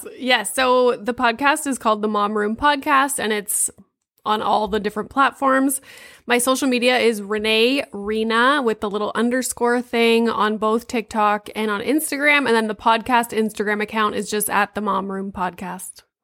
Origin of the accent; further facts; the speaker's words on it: Sudbury, Ontario, Canada; moved away; I'm from Sudbury, so, like, up there